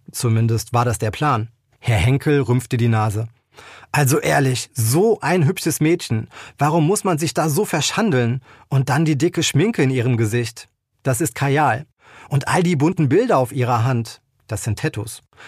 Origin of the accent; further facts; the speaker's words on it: near Koblenz, Rhineland-Palatinate, Germany; now in Eifel, Germany; Ich bin kein gebürtiger Eifelaner, ich komme aus der Nähe von Koblenz, aber seitdem ich selber in der Eifel wohne